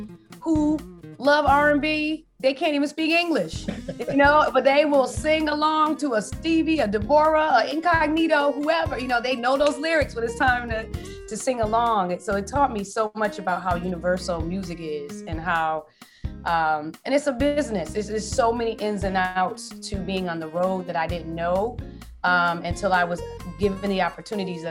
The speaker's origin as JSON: {"language": "English", "town": "New Haven", "region": "Connecticut", "country": "United States", "tie": "born or raised there", "also_born_or_lived": "Washington, District of Columbia, United States", "moved": "as an adult", "lives_now": "Maryland, United States", "said": "I am originally born and raised in New Haven, Connecticut. Elm City, as we call it"}